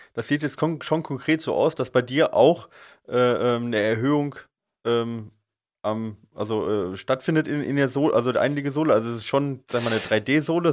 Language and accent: German; Allgäu, Bavaria, Germany; ich komme jetzt aus dem Allgäu